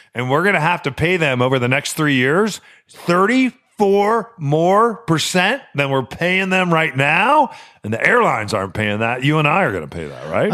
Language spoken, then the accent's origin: English; Chicago, Illinois, United States; I was born in Chicago